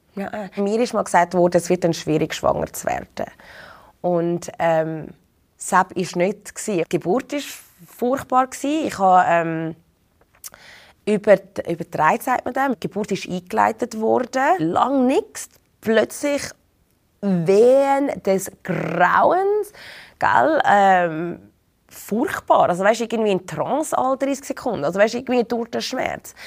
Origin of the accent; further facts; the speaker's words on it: Zurich, Switzerland; moved away as an adult; also born or lived in London; Ich bin in Zürich geboren und aufgewachsen